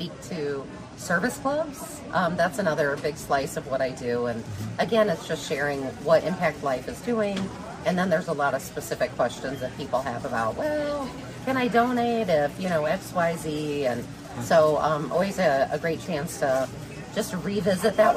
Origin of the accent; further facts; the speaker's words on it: Silvis, Illinois, United States; I'm from Silvis, Illinois, so similar size town to Washington